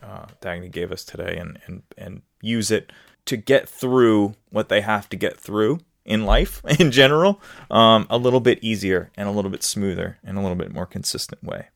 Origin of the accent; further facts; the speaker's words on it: New Orleans, Louisiana, United States; I'm in the United States, but I'm also from New Orleans, Louisiana, where there is a different way of talking